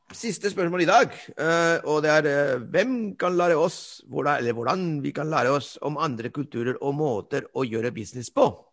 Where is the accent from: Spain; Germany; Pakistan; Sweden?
Spain; Norwegian is a second language; now in Norway; jeg er spanjol